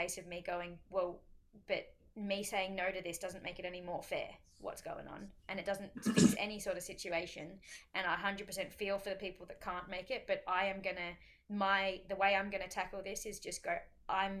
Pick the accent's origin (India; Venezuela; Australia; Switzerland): Australia; as an Aussie over there, especially an Aussie that does not live in the mountains